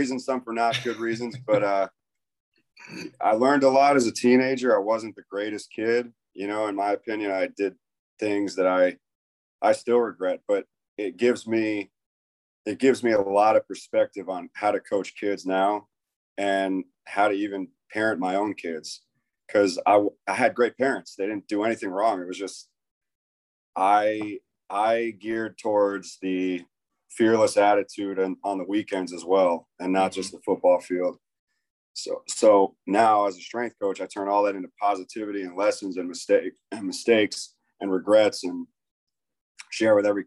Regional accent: Tarpon Springs, Florida, United States; also born or lived in New York; I was born in New York. And then when I was 2 years old, we moved to Tampa area, Tarpon Springs, Florida

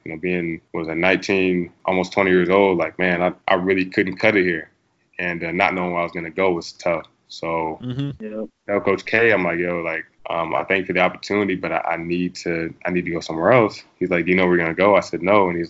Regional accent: Kansas, United States; moved away as an adult; now in Boston, United States; we grew up in Kansas because he went to KU. So I grew up in a small town, not a whole lot to do, really a cow town.

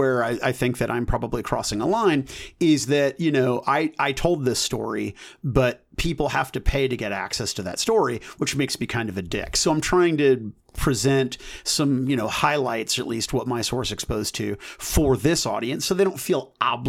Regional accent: United States; Chris, I'm an American.

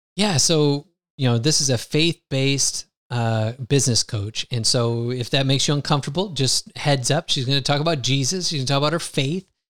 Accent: United States; moved away as an adult; now in Lisbon, Portugal; I grew up in the United States

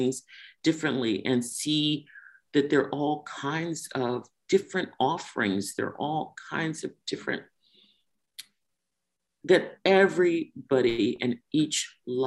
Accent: Washington, District of Columbia, United States; I grew up in Washington, D.C.

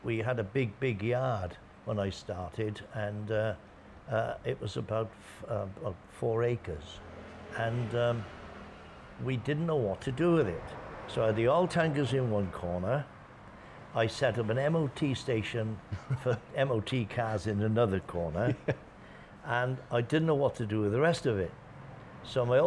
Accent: Nash, Wales, United Kingdom; moved away as an adult; now in Pattaya, Thailand; I'm from a little village called Nash

